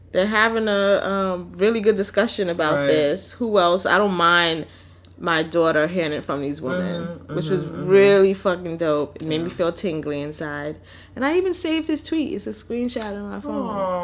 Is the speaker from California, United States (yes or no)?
no; New York City, New York, United States; also born or lived in Harlem; So yes, I'm from the Bronx, and I acknowledge that as a part of me, but I didn't do a lot of Bronx things.